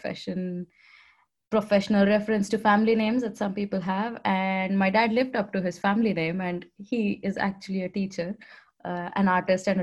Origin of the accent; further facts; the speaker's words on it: India; accent: Indian; now in Netherlands; with my Indian accent, you can figure out that I'm from India